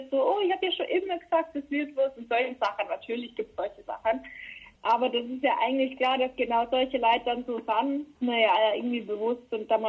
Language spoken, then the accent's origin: German; Germany; now in Berlin, Germany; Arbeit und das ist jetzt auch mein Zuhause, Berlin auf jeden Fall. Ähm, aber Kamünster wird immer meine Heimat bleiben.